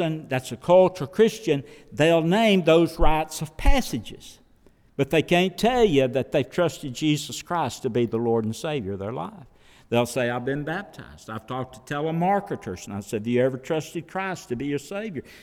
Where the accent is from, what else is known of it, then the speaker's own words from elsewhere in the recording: the South, United States; being a Southerner, being from the South